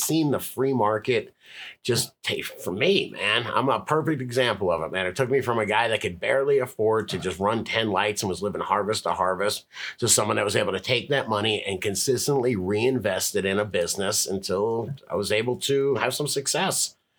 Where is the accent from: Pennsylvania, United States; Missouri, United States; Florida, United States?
Florida, United States; So I'm from Florida, behaves like I'm from Colorado, and sounds like I'm from Venice Beach.